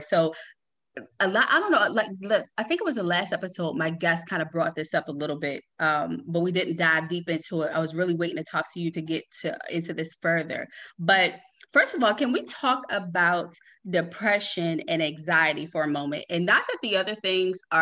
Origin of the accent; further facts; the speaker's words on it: Baltimore, Maryland, United States; I'm from Baltimore too